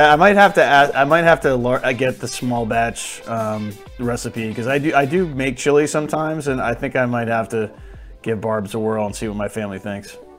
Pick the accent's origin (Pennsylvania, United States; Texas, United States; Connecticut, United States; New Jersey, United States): Connecticut, United States; Trinity, my home state